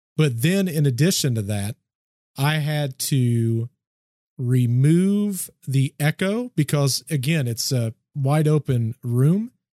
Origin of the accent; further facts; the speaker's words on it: United States; I'm from the States